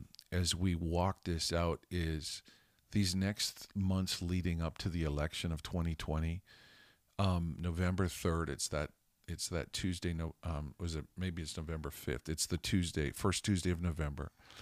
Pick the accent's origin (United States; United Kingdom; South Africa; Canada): Canada; also born or lived in Zimbabwe; I was born and raised in Canada. We've lived in Holland. We've lived in Budapest, Hungary. When I was a kid, I lived with my family in Africa.